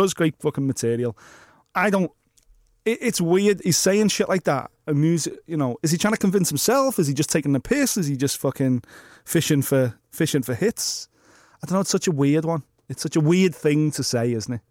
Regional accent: Liverpool, North West England, United Kingdom; accent: Scouse; how scouse I progressively got

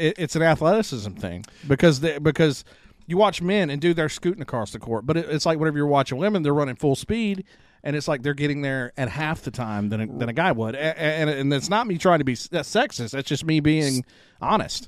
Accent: Rocky Branch, Louisiana, United States; also born or lived in Columbia; I grew up, uh, I was born in Rocky Branch, Louisiana, where I live now

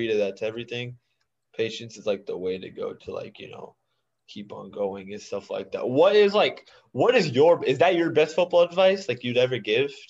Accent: India; no I would just I'm also Indian. So like I was just wondering, like, has there

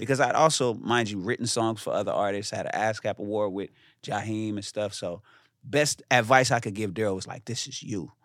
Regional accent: Inglewood, California, United States; I'm from Inglewood

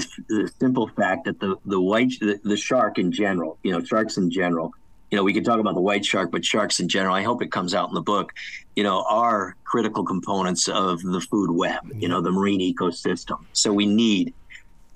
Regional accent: United States; also born or lived in Connecticut, United States / New York, United States; as a young kid growing up outside of New York City and Connecticut

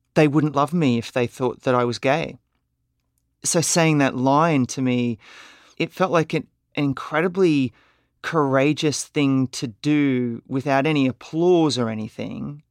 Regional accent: Brisbane, Queensland, Australia; born or raised there

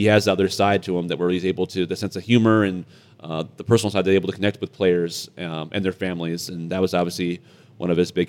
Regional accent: Sterling Heights, Michigan, United States; I grew up in Sterling Heights, Michigan. Same place that Craig Cousins, our colleague, grew up.

